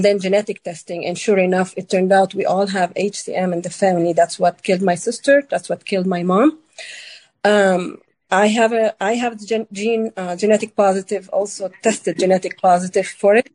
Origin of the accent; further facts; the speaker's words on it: Lebanon; now in Kansas City, United States; So I live in Kansas City. I'm originally from Lebanon.